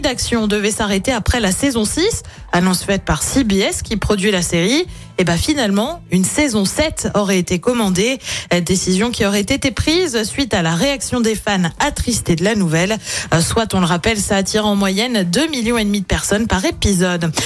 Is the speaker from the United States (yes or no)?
no; France; chez nous en France